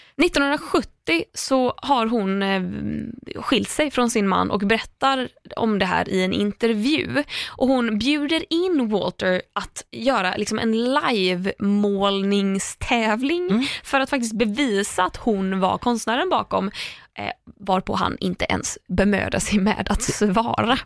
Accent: Sweden; som svensk

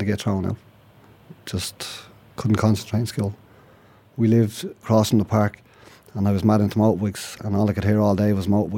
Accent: Dublin, Leinster, Ireland; I grew up in East Wall, had a mother and father

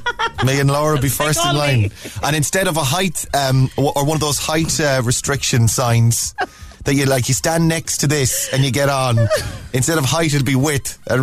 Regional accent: Cork, Munster, Ireland; I'm not a doctor, but I am from Cork.

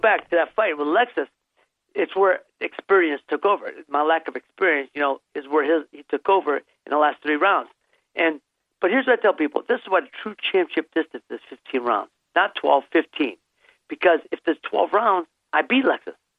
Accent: Youngstown, Ohio, United States; moved away as an adult; also born or lived in Santa Monica, California; my hometown of city of Youngstown, Ohio

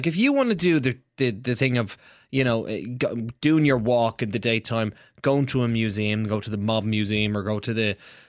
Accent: Dublin, Leinster, Ireland; I'm from Ballymun.

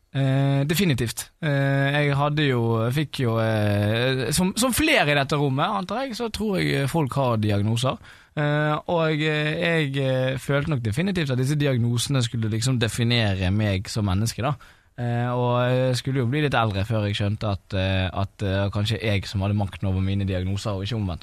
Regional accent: Bergen, Vestland, Norway; moved away; satt jo jeg der hjemme i Bergen

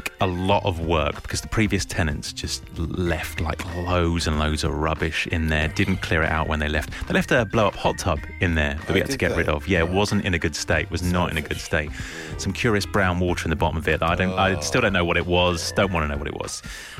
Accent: London, United Kingdom; also born or lived in Somerset; I'm from London

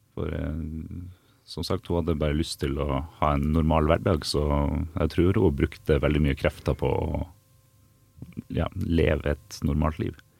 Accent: Bodø, Nordland, Norway; now in Asker, Norway; Så jeg kommer jo fra Bodø

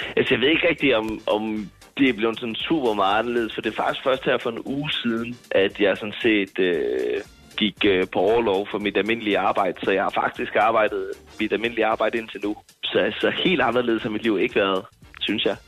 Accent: Jutland, Denmark; jeg er meget jyde

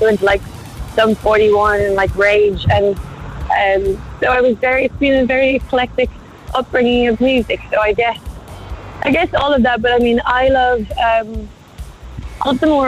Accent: Macroom, Munster, Ireland; now in London, United Kingdom; I am from a very small town called Macroom.

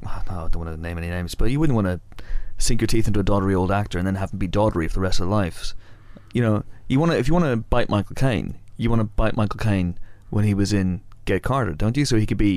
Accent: Banbridge, Northern Ireland, United Kingdom; also born or lived in Newry; I'm from Banbridge in Northern Ireland

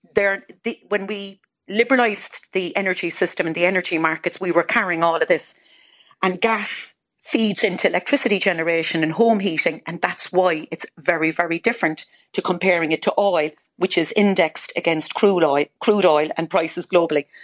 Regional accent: Ireland; now in United Kingdom; I'm Irish

